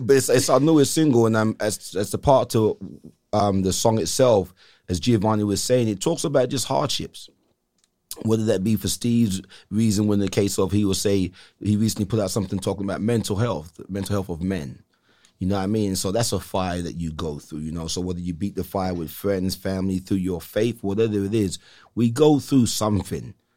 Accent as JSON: {"language": "English", "region": "England", "country": "United Kingdom", "tie": "born or raised there", "moved": "yes", "lives_now": "Salinas, United States", "said": "coming up in England"}